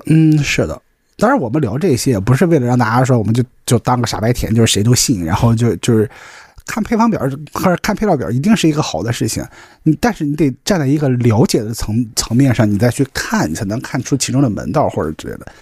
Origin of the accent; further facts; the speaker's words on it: Qingdao, Shandong, China; 我是青岛人嘛